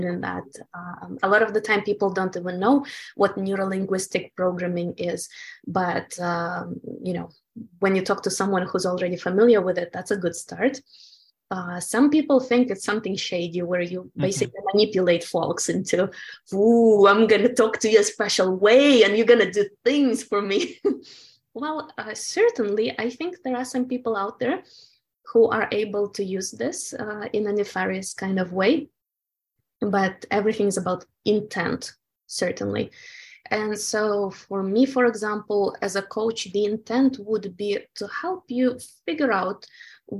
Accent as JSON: {"language": "English", "country": "Ukraine", "tie": "born or raised there", "moved": "yes", "said": "I was born in the Soviet Ukraine and we were very much conditioned by the communist culture"}